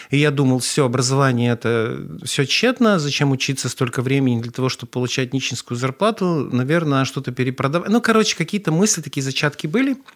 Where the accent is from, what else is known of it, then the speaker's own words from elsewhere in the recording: Perm, Perm Krai, Russia; also born or lived in Saint Petersburg; now in Kazan, Russia; какой-то такой интернациональный человек, который родился в Ленинграде, прожил на Урале всю сознательную жизнь и два года назад переехал в Казань, так что дитя мира.